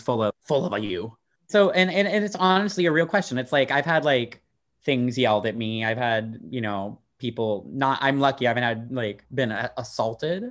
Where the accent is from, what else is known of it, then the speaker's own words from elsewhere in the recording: Dallas, Texas, United States; moved away as an adult; also born or lived in Austin, Texas; now in Amsterdam, Netherlands; I grew up in Texas